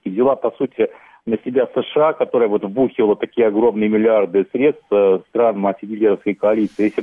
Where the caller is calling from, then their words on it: Moscow, Russia; из Москвы.